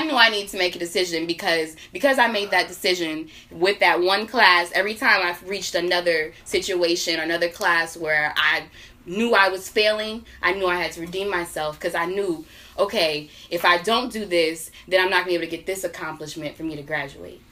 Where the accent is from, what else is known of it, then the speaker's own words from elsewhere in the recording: Northern Virginia, United States; moved away as an adult; now in Greensboro, North Carolina, United States; I'm from Northern Virginia